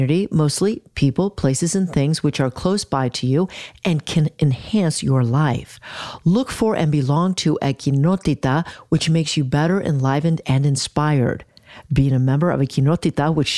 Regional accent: Kansas City, Missouri, United States; moved away; I am from Kansas City, Missouri, and I come back often.

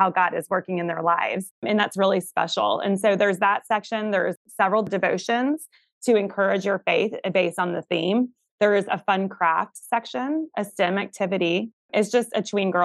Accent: Atlanta, Georgia, United States; now in South Carolina, United States; I'm from Atlanta originally and now live in South Carolina

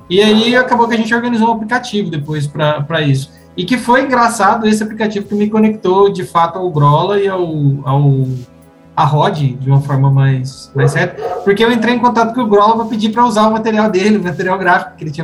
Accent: Cruz Alta, Rio Grande do Sul, Brazil; born there; ligamos na Cúria, lá em, no Rio Grande do Sul, no Cruz Alto, onde eu nasci

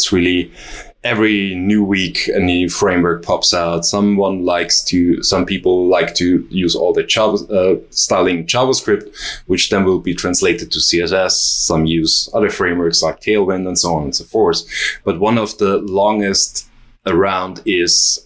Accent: Vienna, Austria; I'm from Vienna.

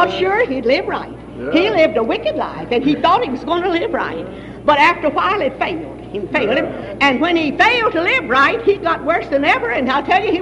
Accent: Texas, United States; I was raised way down in Texas

